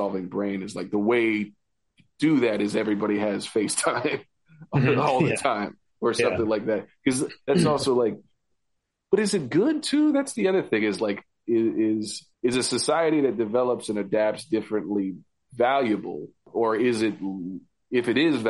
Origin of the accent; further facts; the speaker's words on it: Colorado, United States; also born or lived in Arizona / California; now in Oregon, United States; Because, I mean, my dad was in the Marine Corps. So I was born in Arizona. We moved to California, and I moved to Colorado in second grade. So I have a big kind of like new kid in town complex.